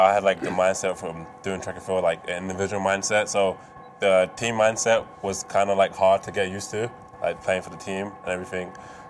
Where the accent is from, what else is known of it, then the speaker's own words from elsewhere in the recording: England, United Kingdom; moved away; So definitely, obviously, growing up in England